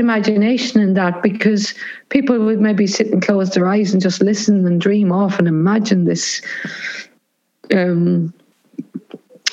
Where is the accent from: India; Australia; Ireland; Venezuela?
Ireland; Cavan, Ulster; a lot of the music that I grew up listening to in Cavan would have been American music